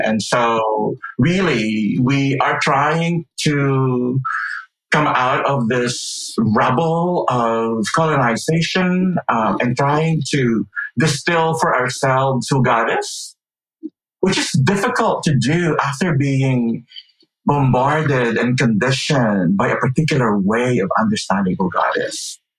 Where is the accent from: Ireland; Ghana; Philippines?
Philippines; moved away; I grew up in the Philippines, and so for half of my life, I grew up listening to and being exposed to an evangelical way